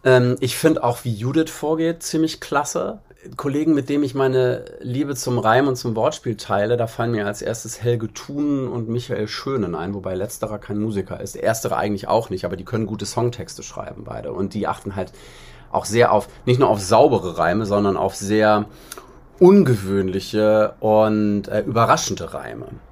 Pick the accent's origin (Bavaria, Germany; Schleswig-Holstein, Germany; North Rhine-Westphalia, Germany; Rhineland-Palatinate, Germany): Schleswig-Holstein, Germany; Bad Schwartau; first language German; moved away as an adult; also born or lived in Berlin; Also in Bad Schwartau, wo ich herkomme, äh, im Norden